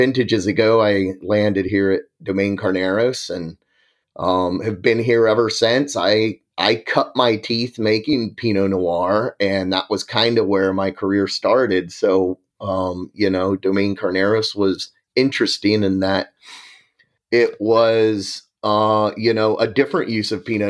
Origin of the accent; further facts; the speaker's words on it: Virginia, United States; moved away as an adult; also born or lived in Gainesville, Florida; now in California, United States; I grew up in Virginia, attended Virginia Tech for forestry